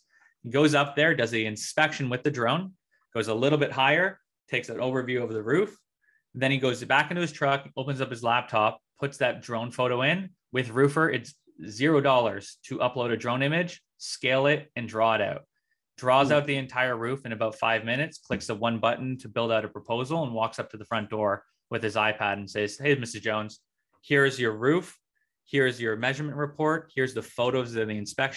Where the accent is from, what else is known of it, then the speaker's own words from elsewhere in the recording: Ontario, Canada; I'm from Ontario, Canada.